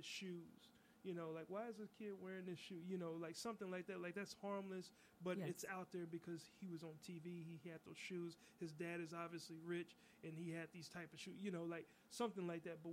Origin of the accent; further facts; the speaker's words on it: United States; I was born here